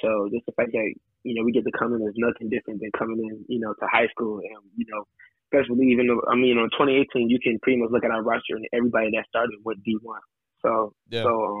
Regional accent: Lake Orion, Michigan, United States; I grew up playing basketball in the Lake Orion area.

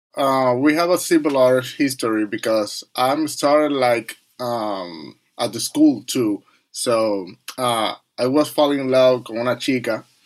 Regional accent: Dominican Republic; English is a second language; now in New York City, United States; we came from Dominican Republic

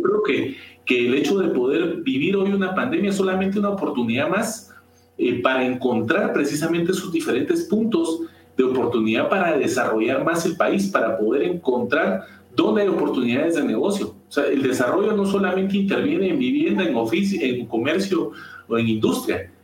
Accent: Guatemala; como, como guatemaltecos

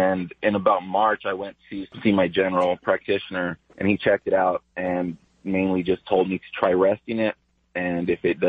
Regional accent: Los Angeles, California, United States; I grew up in East Los Angeles and went to Garfield High School mainly.

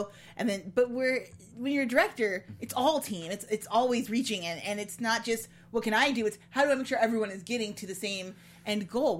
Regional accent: Ottawa, Illinois, United States; also born or lived in Chicago; I was born just outside of Chicago, but when I was 5, we moved to Ottawa, Illinois, which is the corn. Like, my backyard is essentially a state park.

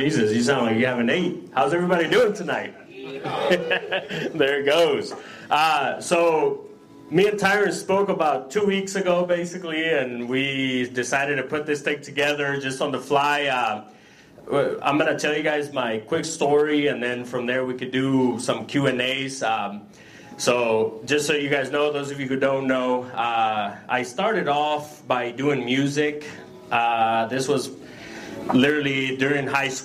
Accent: El Salvador; now in United States; I'm from El Salvador originally

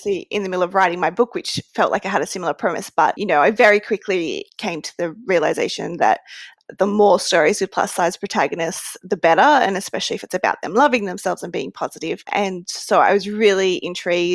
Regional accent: Australia; I, as an Australian

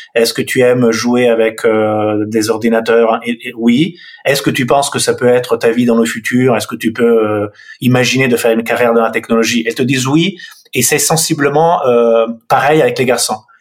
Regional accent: Milan, Lombardy, Italy; accent: Italian; French is a second language; moved away as an adult; now in France; Le nom et l'accent euh, révèlent une, origine italienne. Donc, je suis né à Milan en 71

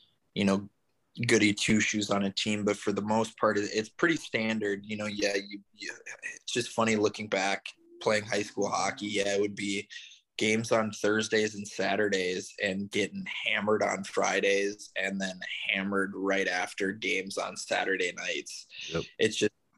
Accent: Minneapolis, Minnesota, United States; moved away as an adult; also born or lived in California; now in St. Petersburg, United States; I'm originally from Minneapolis, Minnesota, just relocated down to St. Petersburg, Florida, a little over 6 months ago

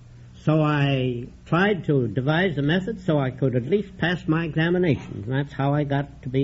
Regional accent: Milwaukee, Wisconsin, United States; I was born in Milwaukee.

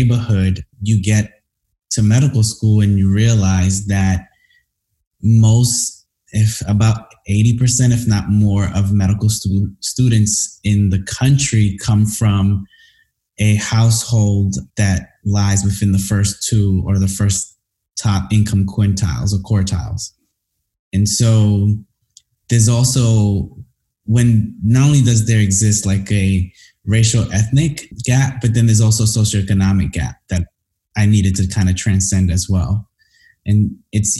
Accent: New York City, New York, United States; moved away as an adult; also born or lived in Washington, D.C.; growing up in Brooklyn was rough. I mean, I grew up in Crown Heights, Brooklyn.

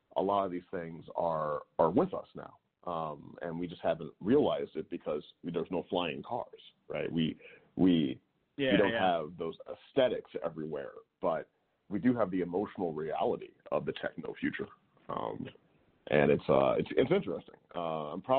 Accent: St. Louis, Missouri, United States; moved away; I grew up in St. Louis, Missouri.

